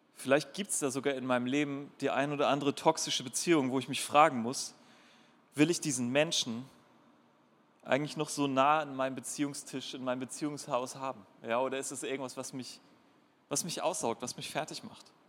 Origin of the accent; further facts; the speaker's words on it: North Sea coast, Germany; now in Darmstadt, Germany; Und ich bin an der Nordsee groß geworden